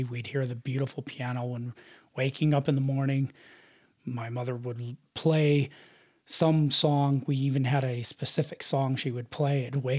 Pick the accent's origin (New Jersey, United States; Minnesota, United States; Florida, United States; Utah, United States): Utah, United States; Salt Lake City; Uh-huh. Born and raised in Salt Lake.